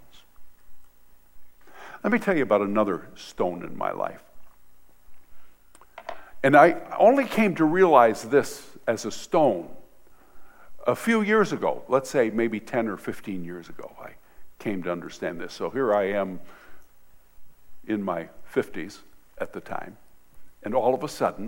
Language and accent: English; Michigan, United States; also born or lived in Hart, Michigan / Vassar, Michigan; I'm from Michigan